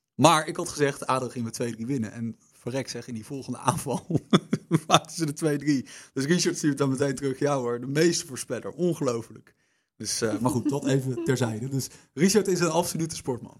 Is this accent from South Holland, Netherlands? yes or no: yes; The Hague, South Holland, Netherlands; ik kom uit Den Haag